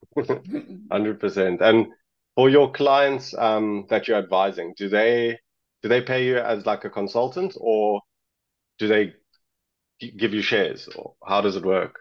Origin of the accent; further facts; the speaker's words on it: South Africa; I'm actually from South Africa. I'm in South Africa right now